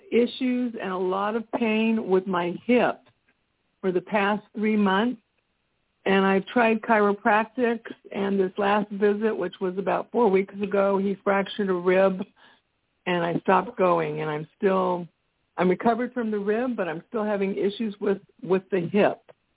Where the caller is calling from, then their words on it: Texas, United States; I'm calling from Texas.